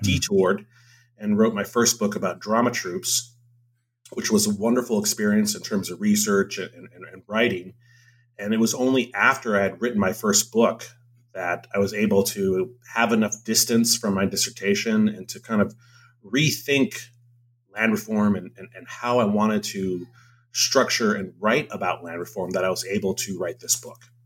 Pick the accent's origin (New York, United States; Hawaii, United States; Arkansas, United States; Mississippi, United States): Hawaii, United States; moved away as an adult; I'm from Hawaii.